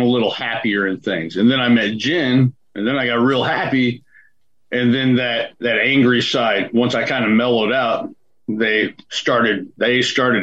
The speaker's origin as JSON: {"language": "English", "region": "Missouri", "country": "United States", "also_born_or_lived": "Colorado", "moved": "yes", "lives_now": "Canada", "said": "I'm originally from Missouri, met my wife in Colorado. She's from Canada."}